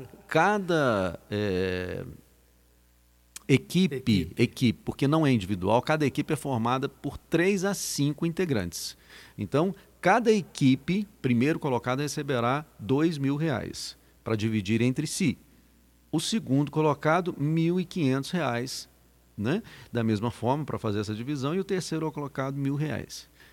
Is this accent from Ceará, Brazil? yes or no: no; Minas Gerais, Brazil; now in Patrocínio, Brazil; de uma feira de ciências lá na minha terra natal